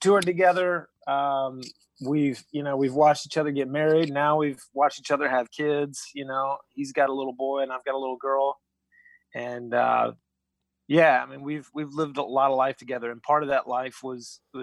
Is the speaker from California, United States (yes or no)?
no; Atlanta, Georgia, United States; moved away as an adult; also born or lived in Nashville; I was born and raised in Atlanta, Georgia